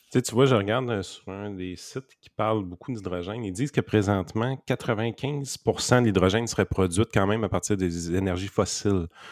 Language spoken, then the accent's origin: French; Quebec, Canada; je sais qu'on est Québécois, et qu'on n'est pas Canadien